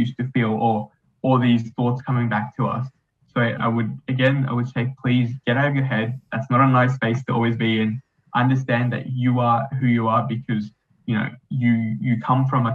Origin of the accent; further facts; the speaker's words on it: Australia; being an Australian